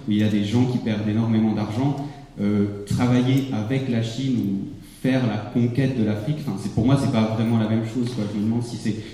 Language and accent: French; Switzerland; je suis suisse dans un pays qui est vraiment très bien